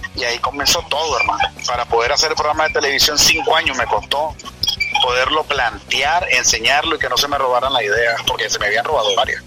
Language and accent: Spanish; Managua, Nicaragua; moved away as an adult; also born or lived in Costa Rica; now in United States; 1979, 21 de mayo, en la ciudad de Managua, Nicaragua